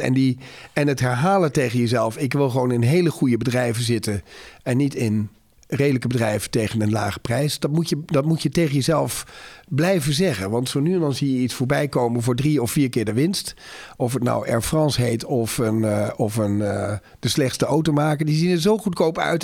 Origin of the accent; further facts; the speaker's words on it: Netherlands; als Nederlander ben ik sowieso al trots